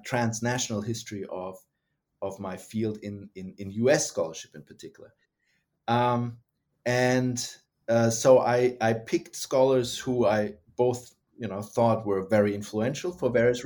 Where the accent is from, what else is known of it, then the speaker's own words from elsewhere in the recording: Germany; moved away as an adult; also born or lived in United States; now in Australia; was born and raised in Germany, got interested in Russia and then the Soviet Union, and then was trained in the United States and ended up in Australia